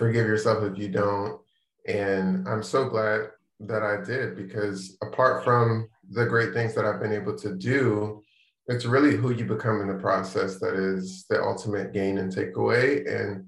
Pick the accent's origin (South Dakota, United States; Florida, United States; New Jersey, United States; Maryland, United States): Maryland, United States; moved away; also born or lived in Charlotte, North Carolina; I'm from the DC area, I'm from Maryland. Lived there most of my life, lived a little bit in Charlotte, then moved back to the DC area